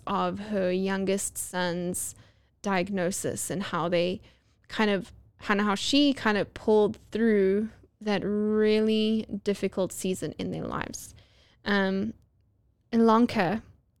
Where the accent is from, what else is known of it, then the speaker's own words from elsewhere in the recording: Johannesburg, Gauteng, South Africa; now in United States; my hometown of Johannesburg, South Africa